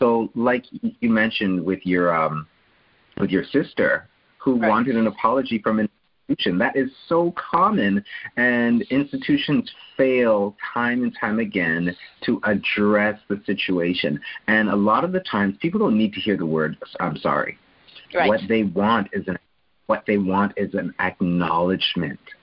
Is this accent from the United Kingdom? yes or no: no; Canada; I'm a Canadian